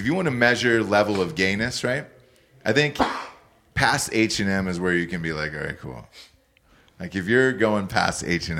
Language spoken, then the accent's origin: English; Atlanta, Georgia, United States; I'm from Atlanta.